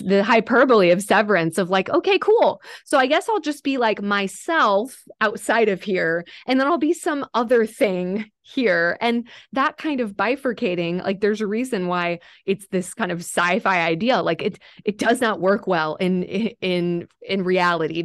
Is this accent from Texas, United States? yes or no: yes; Texas, United States; moved away as an adult; now in Nashville, United States; I was born in Texas. So I, uh, I am a native Texan